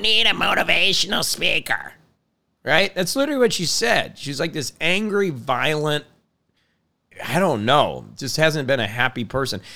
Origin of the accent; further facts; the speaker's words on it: Indiana, United States; being born in Indiana to thirty thousand, you know, people, uh, a farm community, grew up really not knowing anybody outside of my area